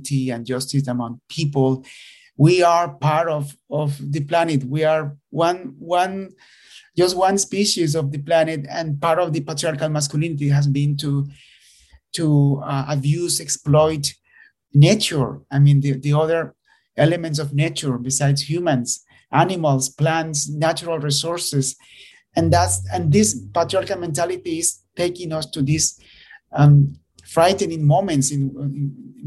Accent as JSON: {"language": "English", "country": "Nicaragua", "moved": "yes", "said": "I am originally from Nicaragua"}